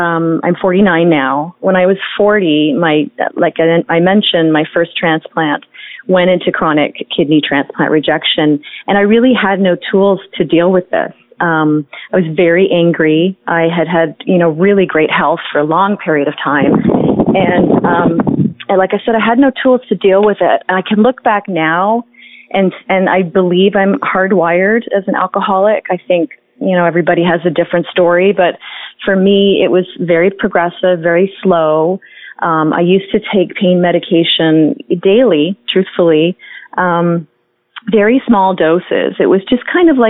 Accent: Toronto, Ontario, Canada; I grew up in Toronto, Canada

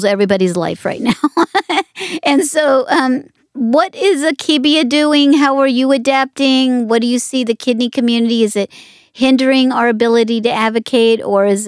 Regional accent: Las Vegas, Nevada, United States; I grew up in Las Vegas.

